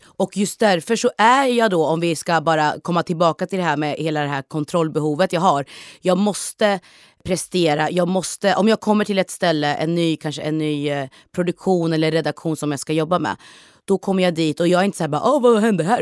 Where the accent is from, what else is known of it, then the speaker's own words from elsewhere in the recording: Norrköping, Östergötland, Sweden; Jag är född och uppväxt i Norrköping